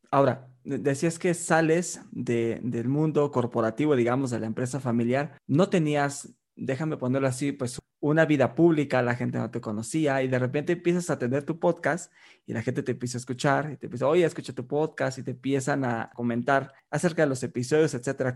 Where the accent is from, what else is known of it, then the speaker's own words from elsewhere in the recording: Mexico; decimos acá en México